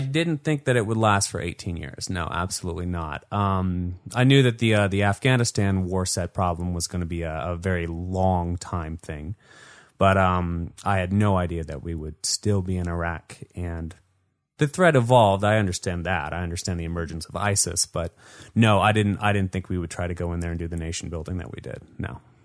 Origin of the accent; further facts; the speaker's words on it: Salt Lake City, Utah, United States; I grew up here in Salt Lake City, Utah